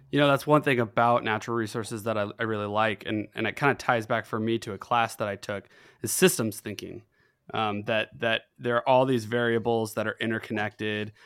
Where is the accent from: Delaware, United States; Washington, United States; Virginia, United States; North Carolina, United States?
Washington, United States; Tri-Cities; I'm born in Washington. I'm from the Tri Cities.